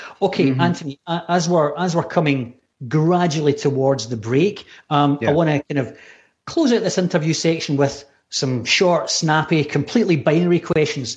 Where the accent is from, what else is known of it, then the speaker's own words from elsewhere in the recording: Scotland, United Kingdom; accent: Scottish; It's just my bad Scottish accent